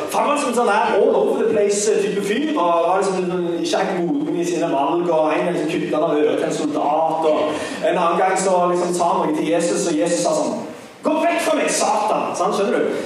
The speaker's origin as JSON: {"language": "Norwegian", "town": "Sandnes", "region": "Rogaland", "country": "Norway", "said": "jeg er fra Sandnes"}